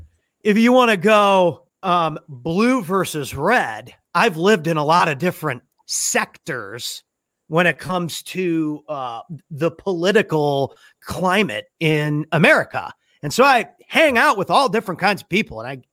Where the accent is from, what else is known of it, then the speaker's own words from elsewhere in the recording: St. Louis, Missouri, United States; moved away as an adult; also born or lived in Phoenix, Arizona / Las Vegas, Nevada / San Diego, California; now in Dallas, United States; you know I'm from St. Louis, Missouri. You can do the math on that one. And then I lived in Phoenix, Arizona for college, graduated, lived in Las Vegas, came back to St. Louis, then lived in San Diego, California for 5 years.